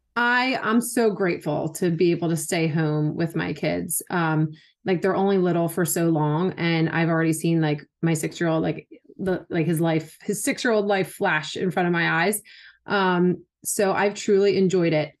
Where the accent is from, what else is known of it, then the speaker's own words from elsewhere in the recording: Philadelphia, Pennsylvania, United States; moved away as an adult; also born or lived in Wilmington, North Carolina; I was born and raised in Philly and where we currently live